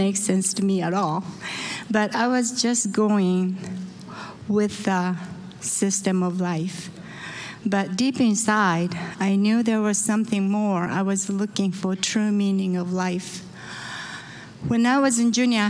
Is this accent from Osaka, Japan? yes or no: yes; Osaka, Japan; moved away; I was born in Osaka, Japan.